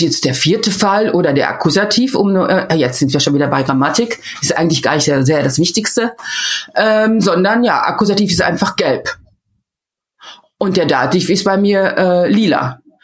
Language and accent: German; Meschede, North Rhine-Westphalia, Germany; first language German; moved away as an adult; also born or lived in Würzburg / Cologne / Rotterdam; now in Netherlands; ich bin im Sauerland in Meschede aufgewachsen.